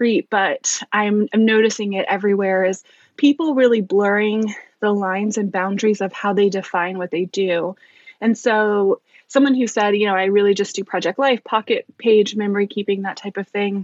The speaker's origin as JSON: {"language": "English", "region": "East Coast", "country": "United States", "moved": "as an adult", "lives_now": "Bellingham, United States", "said": "We're actually from the East Coast."}